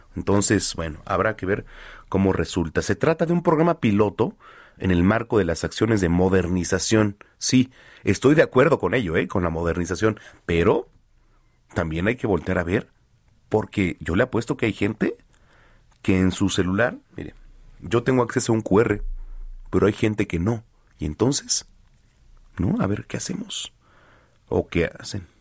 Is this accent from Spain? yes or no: no; Mexico; el mexicano gritamos, nos emocionamos, en cualquier estadio alentamos